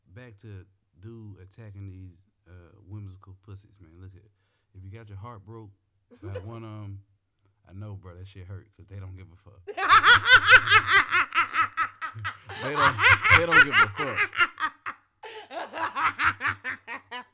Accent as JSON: {"language": "English", "town": "Memphis", "region": "Tennessee", "country": "United States", "said": "I'm from Memphis, Tennessee"}